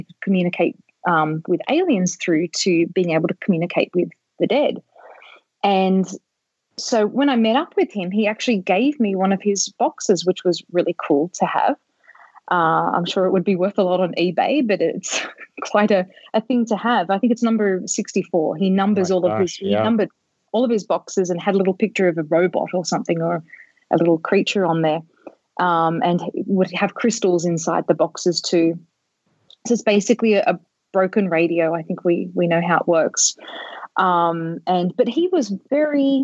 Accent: Australia; moved away; also born or lived in California; I'm originally from Australia. I was living in California at the time.

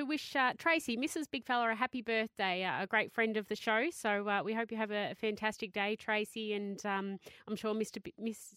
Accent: Shepparton, Victoria, Australia; my hometown cup, of course, Shepparton

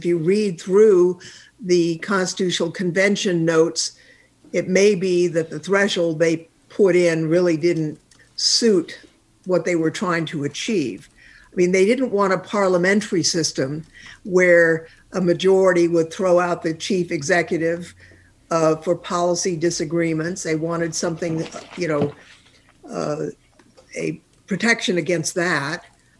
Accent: Palo Alto, California, United States; The block I grew up on in South Palo Alto was all blue collar.

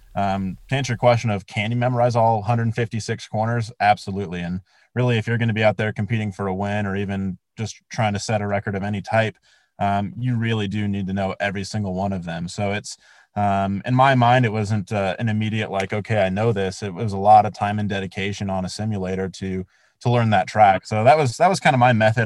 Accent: Colorado Springs, Colorado, United States; growing up in Colorado Springs, like I, I look at Pikes Peak every single morning when I wake up.

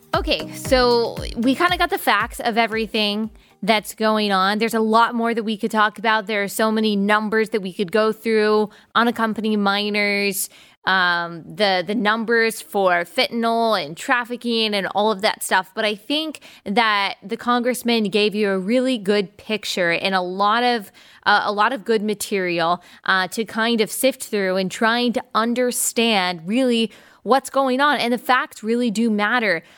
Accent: United States; me as an American

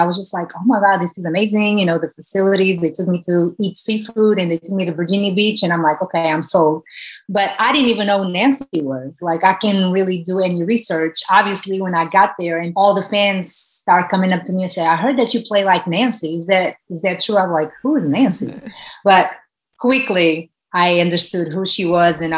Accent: Portugal; moved away as an adult; now in United States; growing up in Portugal, where soccer, it's a country that is ruled by soccer

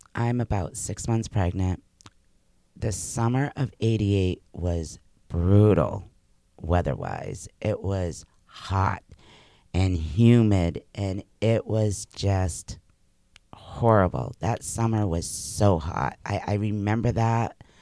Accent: Massachusetts, United States; moved away as an adult; also born or lived in New Hampshire; I had grown up in Massachusetts.

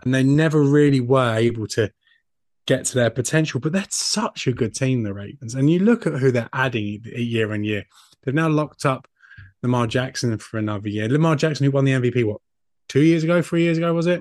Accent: United Kingdom; I am a British man

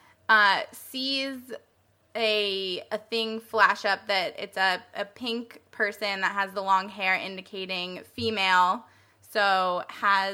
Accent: Colorado, United States; I was born in Colorado

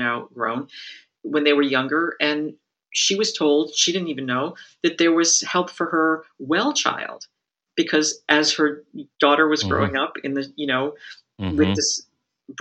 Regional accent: Massachusetts, United States; I grew up in Massachusetts

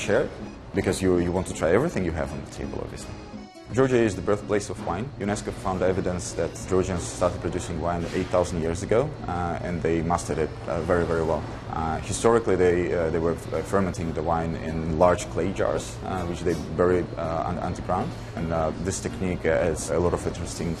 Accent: Russia; moved away as an adult; now in California, United States; I'm Russian. I come from Russia

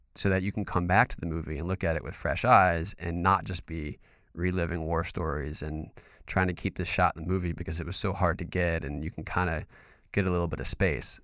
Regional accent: North Carolina, United States; I'm from North Carolina.

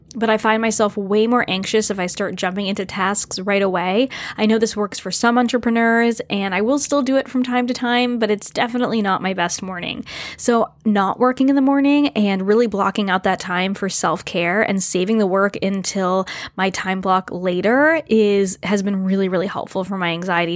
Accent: New England, United States; moved away as an adult; now in Canada; I moved up to Canada, even though I grew up in New England

